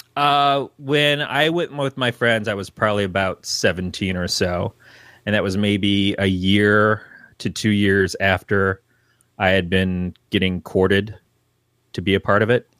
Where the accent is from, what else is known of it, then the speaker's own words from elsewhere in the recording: Detroit, Michigan, United States; now in Northern California, United States; I came from, uh, the Detroit area.